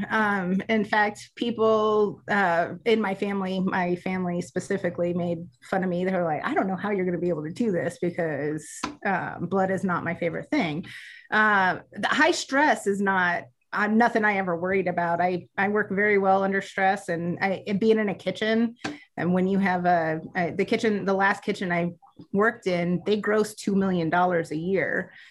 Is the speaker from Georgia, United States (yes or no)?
yes; Georgia, United States; born there; I was born in North Georgia. My parents were military